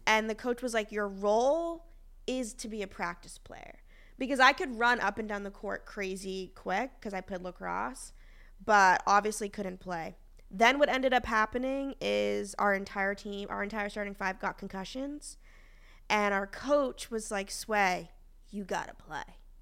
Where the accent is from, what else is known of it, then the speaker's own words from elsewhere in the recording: Boston, Massachusetts, United States; I'm from Boston